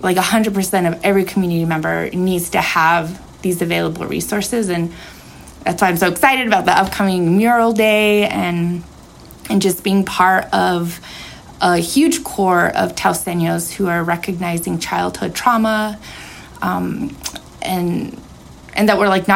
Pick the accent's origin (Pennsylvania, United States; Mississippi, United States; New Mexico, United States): New Mexico, United States; Taos; growing up in Taos, to call Taos home